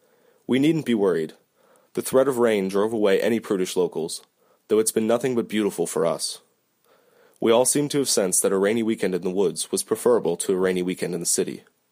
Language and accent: English; California, United States; now in New Orleans, United States; I'm from the San Francisco Bay Area originally, but for the last 4 years I've made New Orleans my home, and I love it very much.